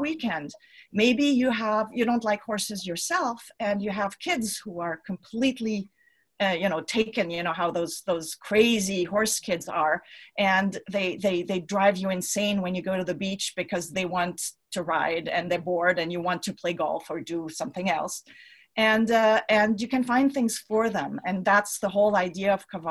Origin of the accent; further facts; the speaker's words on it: Switzerland; I'm from Switzerland myself